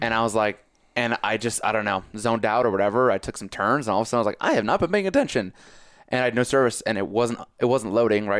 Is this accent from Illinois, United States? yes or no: no; Connecticut, United States; I'm from Connecticut